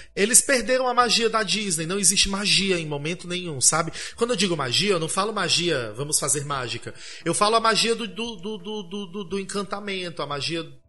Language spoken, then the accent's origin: Portuguese; Brazil; eu sou brasileira